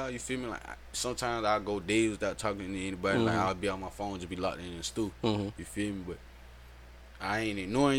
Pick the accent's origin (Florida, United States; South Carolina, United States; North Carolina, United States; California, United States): South Carolina, United States; Bennettsville; I'm from Bennisfield, South Carolina